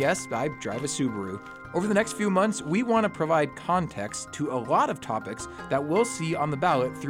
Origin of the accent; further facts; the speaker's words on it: Grand Coulee Dam area, Washington, United States; I grew up in the Grand Coulee Dam area.